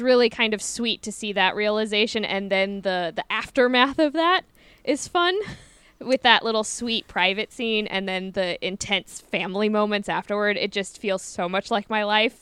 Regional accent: Midwest, United States; growing up in the Midwest

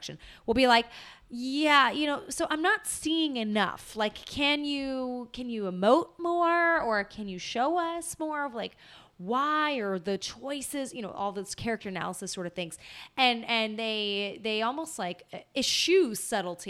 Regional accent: Southern California, United States; growing up in Southern California

